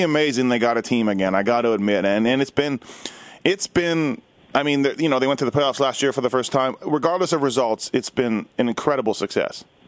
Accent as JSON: {"language": "English", "town": "Winnipeg", "region": "Manitoba", "country": "Canada", "moved": "yes", "lives_now": "Las Vegas, United States", "said": "I'm from Winnipeg"}